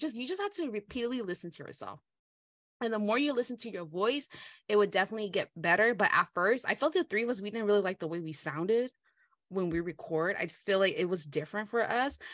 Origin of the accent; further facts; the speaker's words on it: United States; first language Hmong; English is a second language; I'm American